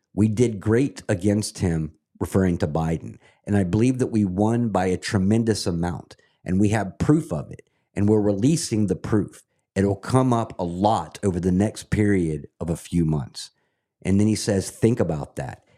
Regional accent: Scotland, United Kingdom; now in United States; I'm a Scot, and I love the country that I'm living in right now. Absolutely love America

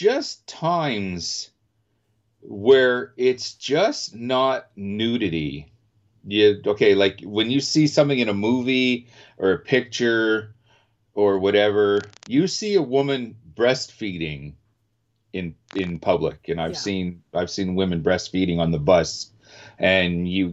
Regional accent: Canada; I'm also Canadian

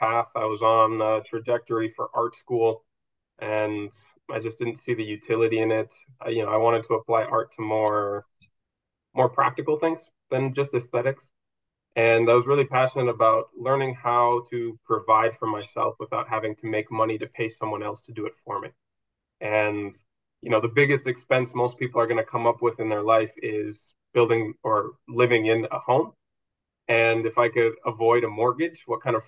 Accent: Minnesota, United States; moved away as an adult; now in Spain; I've lived all over, but I grew up mostly in Minnesota

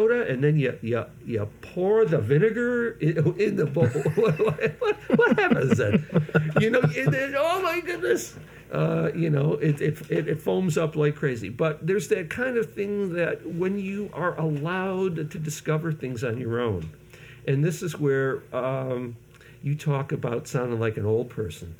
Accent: Syracuse, New York, United States; moved away; also born or lived in Los Angeles; I came from Syracuse, New York

